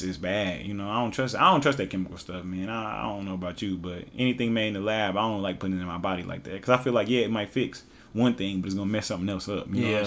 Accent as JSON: {"language": "English", "region": "Oklahoma", "country": "United States", "also_born_or_lived": "Hawaii / Lawton, Oklahoma", "said": "I'm from Oklahoma. We listen to a lot of Texas rap."}